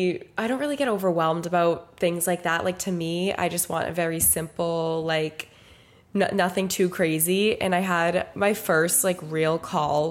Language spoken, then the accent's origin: English; Dennis, Massachusetts, United States; now in Boston, United States; We're from Dennis